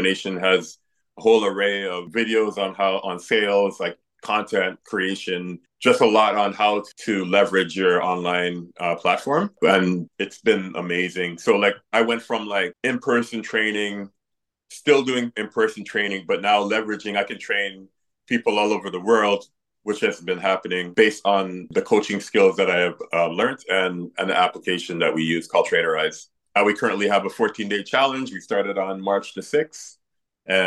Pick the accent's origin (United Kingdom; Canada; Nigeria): Canada; Toronto, Ontario; moved away as an adult; now in British Columbia, Canada; I'm from originally from Toronto, so coming out to the West Coast and just building my brand here